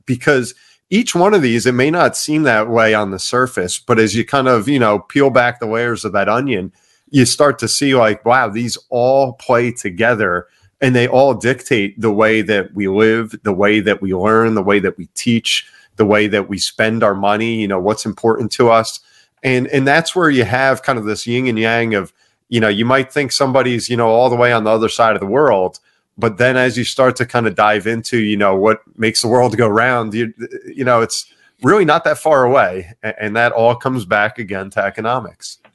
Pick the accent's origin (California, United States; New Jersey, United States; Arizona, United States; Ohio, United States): New Jersey, United States; Ocean Township; I grew up in Ocean Township, New Jersey